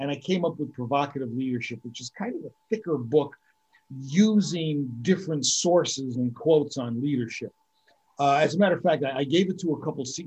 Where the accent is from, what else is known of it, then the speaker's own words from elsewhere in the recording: Scranton, Pennsylvania, United States; now in Tamarindo, Costa Rica; I'm originally from the Northeast Pennsylvania area, the Scranton-Wilkes-Barre area.